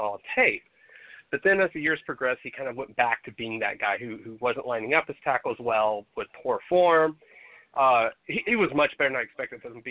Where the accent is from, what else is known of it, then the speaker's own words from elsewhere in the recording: Texas, United States; growing up in Texas, I've seen plenty of that kind of crap in my life